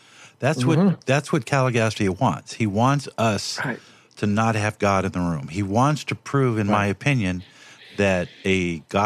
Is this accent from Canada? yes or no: no; Los Angeles, California, United States; moved away; I came from Watts, so, and I lived in that area